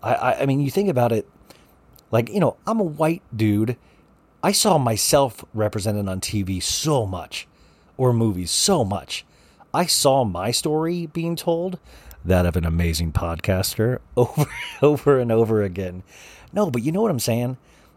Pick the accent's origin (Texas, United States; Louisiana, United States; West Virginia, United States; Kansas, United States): Kansas, United States; Olathe; now in Paradise Valley, United States; I was from Olathe, Kansas, and then we moved to Paradise Valley, Arizona, and I didn't know what gay was, you know.